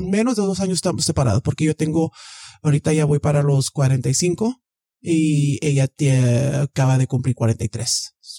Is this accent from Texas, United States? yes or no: yes; Texas, United States; soy de aquí, de Texas.